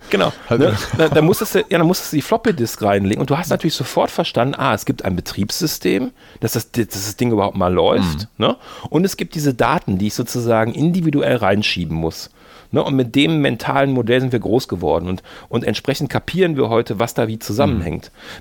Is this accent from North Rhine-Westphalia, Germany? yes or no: yes; Mönchengladbach, North Rhine-Westphalia, Germany; moved away as an adult; also born or lived in Bonn; ich bin natürlich in Mönchengladbach geboren